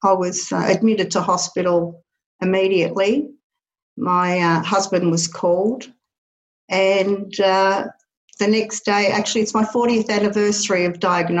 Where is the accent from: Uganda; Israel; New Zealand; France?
France; Paris, Île-de-France; born there; I was born in Paris, France, actually.